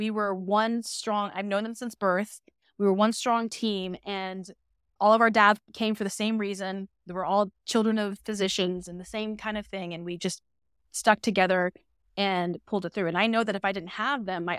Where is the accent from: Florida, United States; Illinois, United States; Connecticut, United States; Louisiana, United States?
Florida, United States; Panama City; So I grew up in a small city called Panama City, Florida.